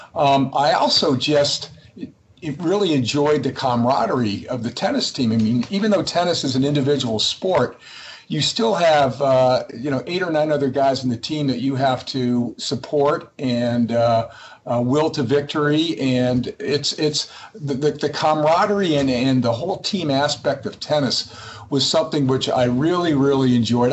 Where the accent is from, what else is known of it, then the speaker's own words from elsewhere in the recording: Massachusetts, United States; also born or lived in New Hampshire; I actually grew up in Massachusetts uh, playing tennis